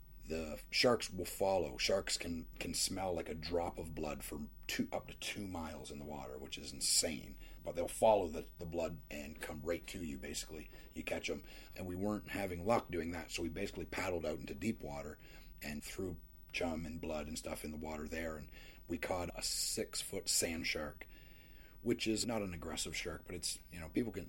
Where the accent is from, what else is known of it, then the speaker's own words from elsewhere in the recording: Canada; now in United States; I grew up in Canada